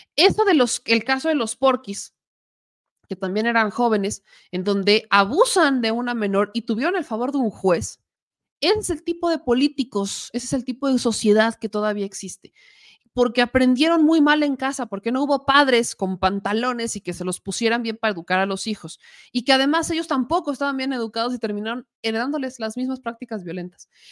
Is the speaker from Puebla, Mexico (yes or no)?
yes; Puebla, Mexico; los poblanos son, somos, porque soy poblana